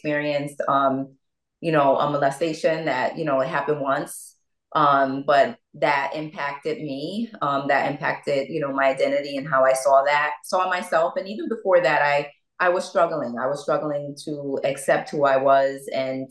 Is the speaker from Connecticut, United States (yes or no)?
yes; Bridgeport, Connecticut, United States; also born or lived in Norwalk, Connecticut; I'm from Bridgeport, Connecticut, and, you know, I was born in Norwalk, raised in Bridgeport